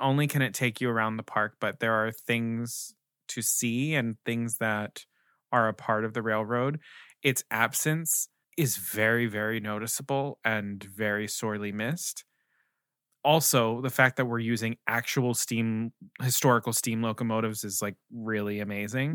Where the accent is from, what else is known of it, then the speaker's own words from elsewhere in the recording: Baltimore, Maryland, United States; I'm from Maryland, I'm from right outside of Baltimore